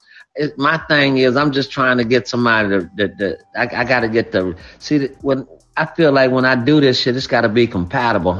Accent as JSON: {"language": "English", "town": "Gainesville", "region": "Florida", "country": "United States", "also_born_or_lived": "Alpharetta, Georgia / Houston", "moved": "yes", "lives_now": "Charlotte, United States", "said": "Florida, old Florida brother, man. You know, I'm from Gainesville"}